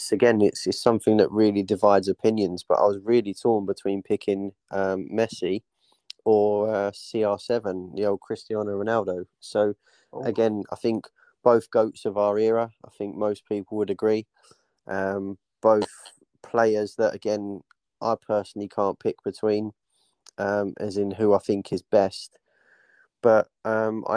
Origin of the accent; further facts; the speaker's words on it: Dagenham, London, United Kingdom; I was born in Dagenham myself, grew up around sort of that region